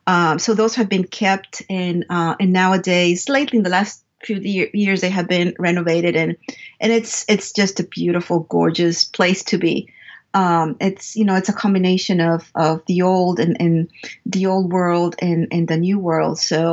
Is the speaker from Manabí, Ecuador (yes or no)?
no; Quito, Pichincha, Ecuador; English is a second language; moved away as an adult; also born or lived in New York / Texas; now in Parlin, New Jersey, United States; I was born in New York, but before I turned 1 year old, I moved back to my mother's home country, Ecuador. So I grew up in Quito, Ecuador, since I was 1 year old until about 22 years old that I migrated back to the United States.